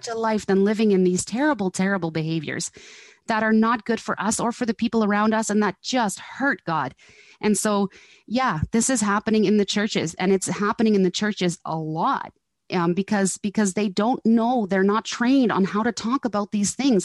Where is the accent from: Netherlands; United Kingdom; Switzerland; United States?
Netherlands; now in Canada; I grew up in Holland